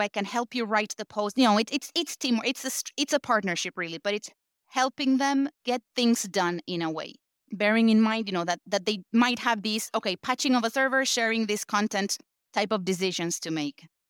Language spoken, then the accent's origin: English; Argentina; I was born and raised in Argentina